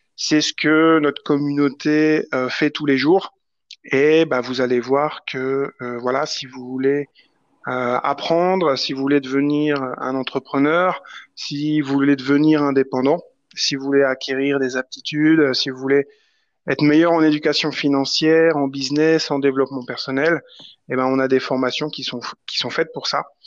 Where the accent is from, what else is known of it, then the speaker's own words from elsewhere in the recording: France; on est français